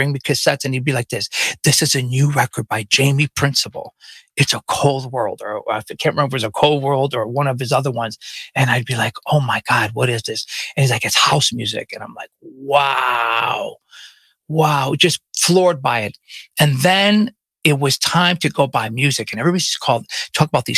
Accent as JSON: {"language": "English", "town": "Chicago", "region": "Illinois", "country": "United States", "tie": "born or raised there", "said": "I grew up on the north side, but I went to Lane Tech"}